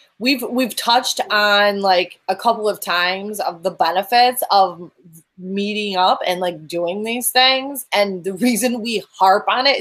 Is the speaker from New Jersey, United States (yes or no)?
no; Western New York, United States; moved away; you have a little bit of an accent. Where are you from? New York. Yeah. Not that New York. The other Western New York.